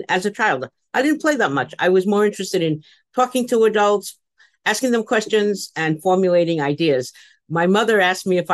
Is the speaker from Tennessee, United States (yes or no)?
no; New York City, New York, United States; I grew up in the Bronx, and that was part of my life because I was born in New York City in a tenement